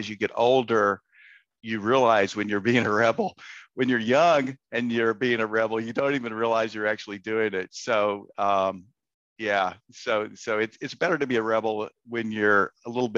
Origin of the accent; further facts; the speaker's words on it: Central Texas, United States; I grew up in Central Texas in high school